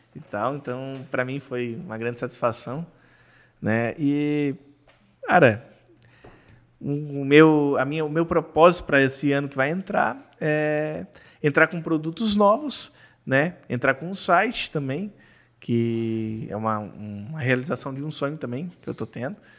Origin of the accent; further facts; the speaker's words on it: Santa Catarina, Brazil; sou do, de Santa Catarina